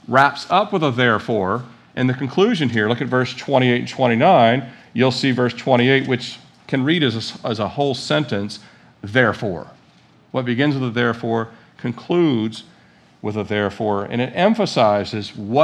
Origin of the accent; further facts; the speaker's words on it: United States; I was born in America